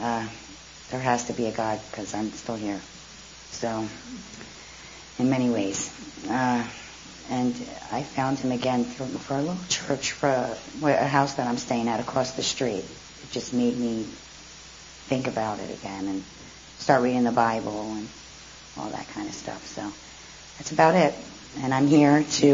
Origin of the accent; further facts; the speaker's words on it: New Jersey, United States; I'm from Jersey